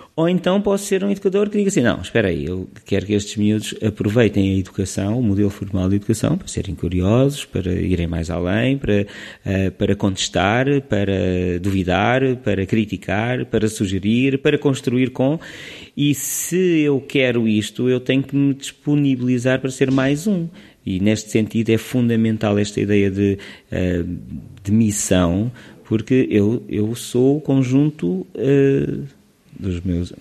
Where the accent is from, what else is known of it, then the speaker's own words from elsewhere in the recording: Lisbon, Portugal; also born or lived in Leiria / Sweden; eu sou de Lisboa